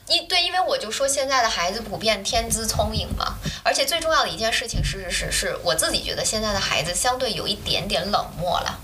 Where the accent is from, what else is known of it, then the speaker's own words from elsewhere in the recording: China; moved away as an adult; also born or lived in Germany; 我们中国人家里也有私塾什么这些东西